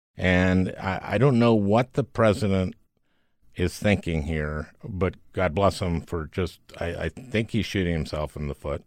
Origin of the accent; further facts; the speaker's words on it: Minneapolis, Minnesota, United States; moved away; my hometown